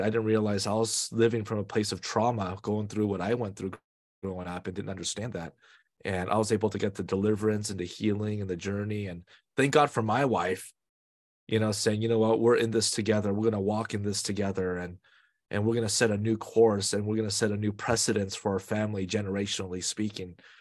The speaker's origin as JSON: {"language": "English", "area": "Bay Area", "region": "California", "country": "United States", "tie": "born or raised there", "said": "I was born and raised in the Bay Area"}